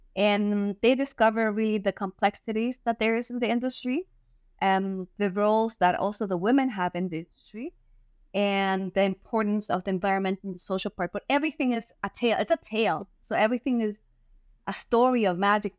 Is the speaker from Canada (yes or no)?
no; Germany; first language German; English is a second language; moved away; I was raised in Germany as well. So I speak German first and then Spanish